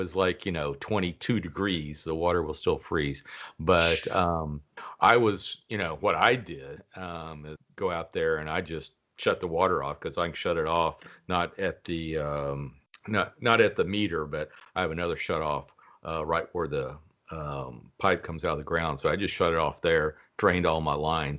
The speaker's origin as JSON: {"language": "English", "town": "Dallas", "region": "Texas", "country": "United States", "tie": "born or raised there", "said": "I grew up in the Dallas area"}